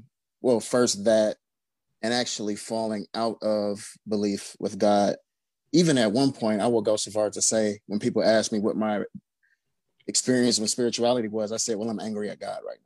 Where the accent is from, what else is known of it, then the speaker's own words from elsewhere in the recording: Cleveland, Ohio, United States; I'm from Cleveland, Ohio. I hail from the Glenville area.